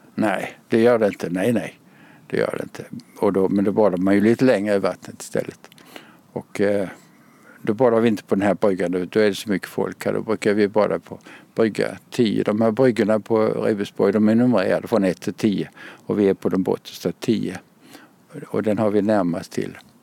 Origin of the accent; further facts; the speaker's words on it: Kalmar, Kalmar County, Sweden; accent: Småland; moved away as an adult; now in Lund, Sweden; Jag är från eh, Kalmar-trakten. Den dialekten går inte ur.